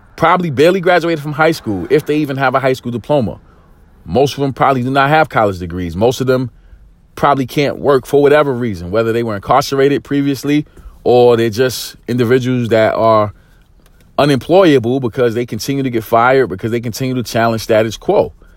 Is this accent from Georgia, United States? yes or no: no; New York City, New York, United States; growing up in East New York, single parent home